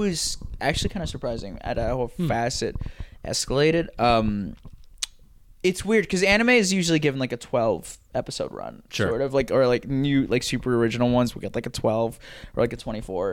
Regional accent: New York, United States; I live in New York. You know, and I'm from New York

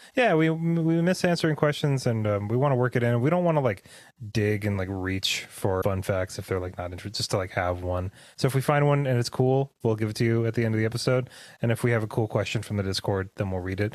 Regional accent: Pacific Northwest, United States; we grew up in the Pacific Northwest. It's not the coldest place in the world, but it gets pretty freaking cold up here.

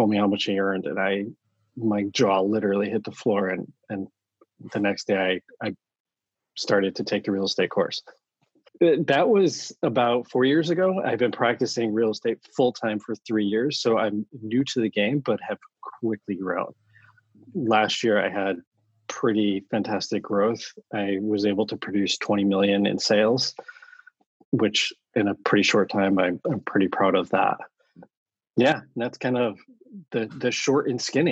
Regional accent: Connecticut, United States; moved away as an adult; now in San Francisco, United States; Born and raised in Connecticut. Found my way out to San Francisco about 20 plus years ago.

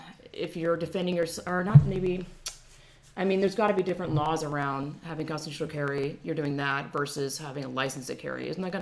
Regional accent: Georgia, United States; moved away as an adult; also born or lived in California; now in Texas, United States; I'm from Georgia, and this is a tangent, but welcome to my podcast. People are like, oh, Southern hospitality, and again, Georgia, 25 years, born and raised, but then I lived in California for 10 years, and now I'm in Texas

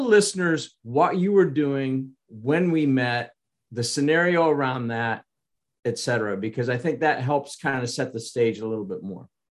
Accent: Kansas, United States; I was from Kansas

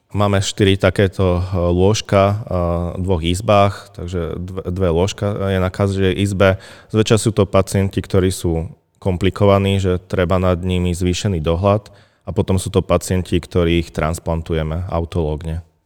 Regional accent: Vranov nad Topľou, Prešov Region, Slovakia; moved away as an adult; now in Martin, Slovakia; No, ja som východňar v prvom rade. Pochádzam z krásnej obce Vranov na Toplov

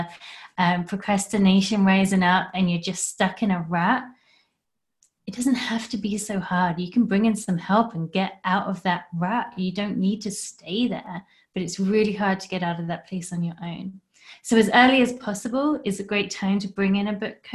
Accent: England, United Kingdom; now in Canada; I'm from England originally.

